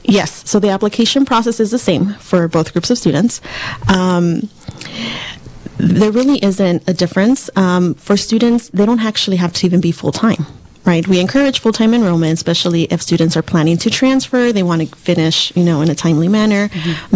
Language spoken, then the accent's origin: English; Southern California, United States; moved away as an adult; also born or lived in Antelope Valley, California; now in Ukiah, United States; I'm actually from Southern California.